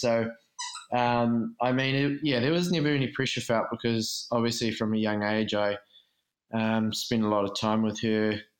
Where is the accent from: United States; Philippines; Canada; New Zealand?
New Zealand; Hawke's Bay; I played some rep and Hawke's Bay stuff where I'm from.